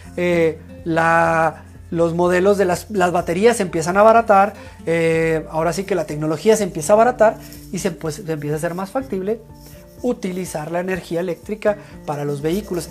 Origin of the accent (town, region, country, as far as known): Mexico